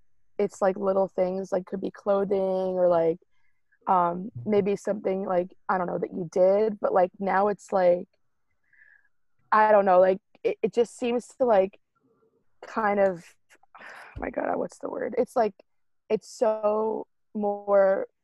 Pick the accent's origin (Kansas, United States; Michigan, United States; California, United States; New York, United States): New York, United States; Long Island; I'm from Long Island